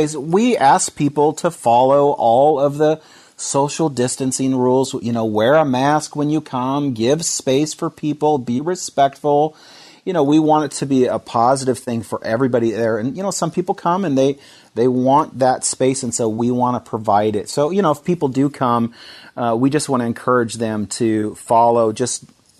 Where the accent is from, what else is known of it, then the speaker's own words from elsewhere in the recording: Seattle, Washington, United States; My wife and I came here from Seattle. Our whole life was up in that area, and just God brought us down here, us and our three kids, back in 2011.